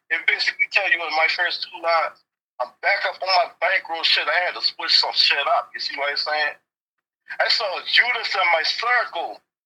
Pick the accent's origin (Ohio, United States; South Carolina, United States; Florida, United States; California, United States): South Carolina, United States; North Charleston; I'm from North Charleston, South Carolina